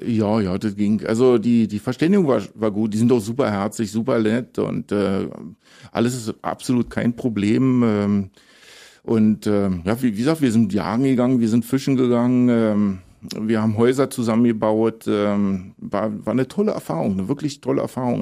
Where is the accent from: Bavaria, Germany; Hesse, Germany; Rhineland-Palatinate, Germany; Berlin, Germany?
Berlin, Germany; moved away as an adult; also born or lived in Tobago / Colombia / Ecuador / Belize; Ich bin ja auch direkt am Flughafen Tegel geboren, direkt am Zaun